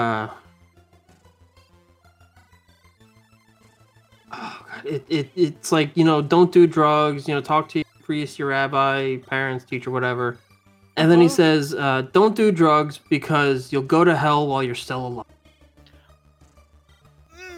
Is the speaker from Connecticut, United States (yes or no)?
no; Florida, United States; also born or lived in Mississippi / New Jersey; I'm from Jersey, but, you know, I was born in Mississippi, and I've lived in Florida my life.